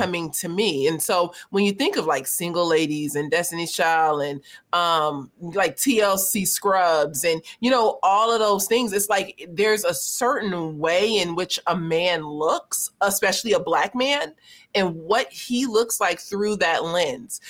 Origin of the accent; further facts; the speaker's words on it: Los Angeles, California, United States; growing up in South Central Los Angeles